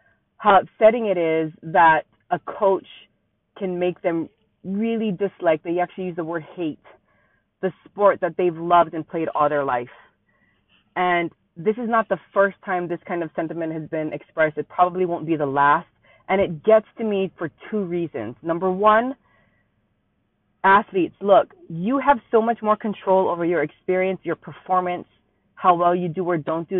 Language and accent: English; Hawaii, United States; Born and raised in Hawaii, still live here